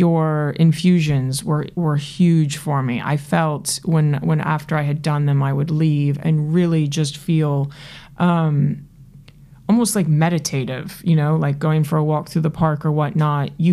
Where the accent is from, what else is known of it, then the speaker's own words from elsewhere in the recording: New York City, New York, United States; the New Yorker that I am